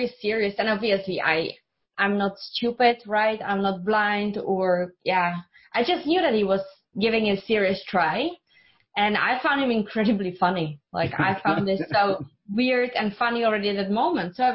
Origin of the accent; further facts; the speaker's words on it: Czechia; English is a second language; moved away; I'm from Czech Republic, so that's where I grew up.